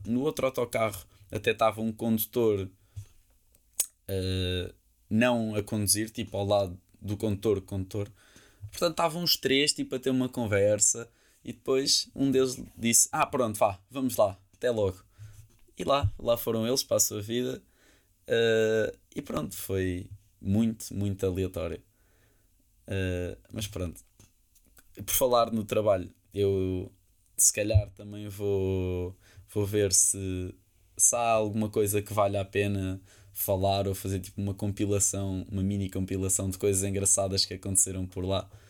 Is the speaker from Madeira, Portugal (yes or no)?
no; Lisbon, Portugal; disse-lhe que era de Portugal, de Lisboa